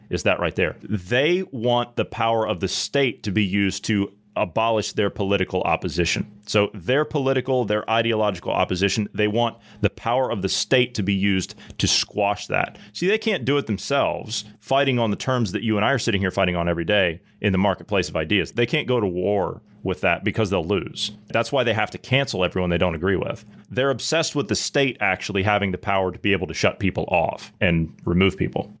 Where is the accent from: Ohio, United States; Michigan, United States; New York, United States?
Ohio, United States; southeastern; I come from the southeastern part of Ohio, where it's hilly and we have, like, a bunch of backcountry roads